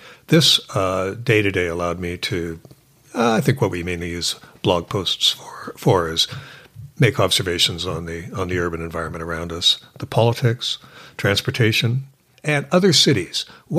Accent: Victoria, British Columbia, Canada; now in Vancouver, Canada; Victoria. So I'm a Canadian who's moved east.

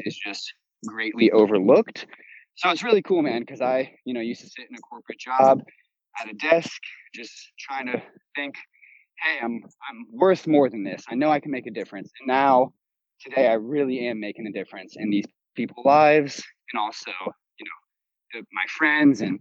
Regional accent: Mandeville, Louisiana, United States; moved away as an adult; now in Austin, United States; I'm from Mandeville, Louisiana, right outside of New Orleans

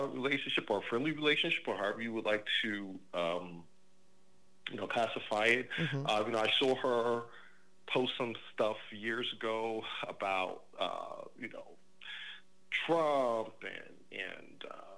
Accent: New York, United States; now in New Jersey, United States; I'm originally from New York, and I live 15 minutes outside of New York City. I'm in Jersey

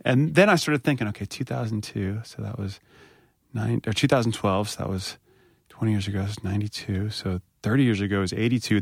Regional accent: North Carolina, United States; moved away

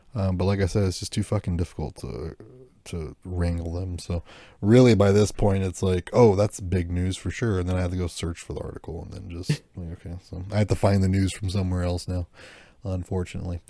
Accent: United States; as an American

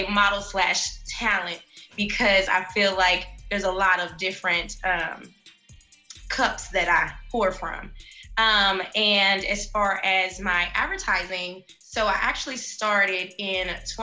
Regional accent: Chicago, Illinois, United States; now in Indianapolis, United States; I'm originally from Chicago.

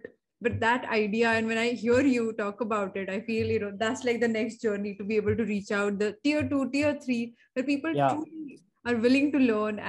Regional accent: Marathi medium background, Maharashtra, India; English is a second language; But I come from a Marathi medium background. So, you know, for till standard 10th, I couldn't speak English.

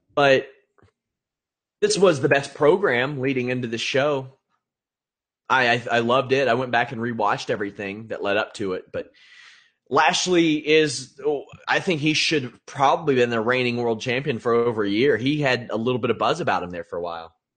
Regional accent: Kentucky, United States; I am from Kentucky

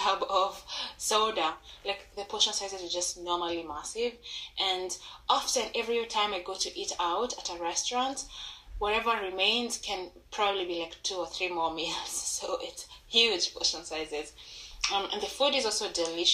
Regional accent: Kenya; moved away as an adult; now in United States; I'm from Kenya

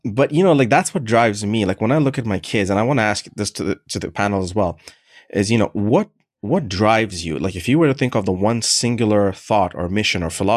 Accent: Canada; also born or lived in Middle East; I grew up in Canada for the majority of my life

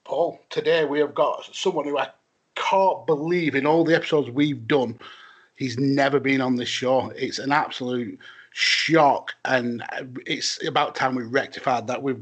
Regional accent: Wales, United Kingdom; Being Welsh is kind of like a blessing and a curse.

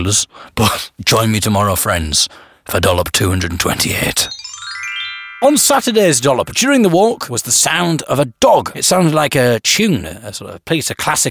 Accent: Teesside, North East England, United Kingdom; now in Sheffield, United Kingdom; I'm from Teesside originally.

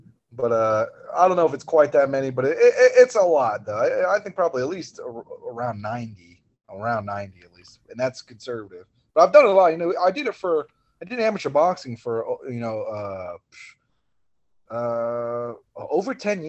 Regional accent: Oklahoma, United States; But where I came from Oklahoma, when I was an amateur, there was a lot more of those people.

